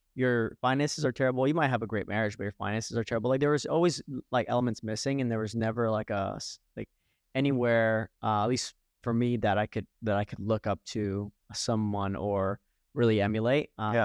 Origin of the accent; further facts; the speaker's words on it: Fort Lauderdale, Florida, United States; one of the reasons why I left Florida, because I'm originally from Fort Lauderdale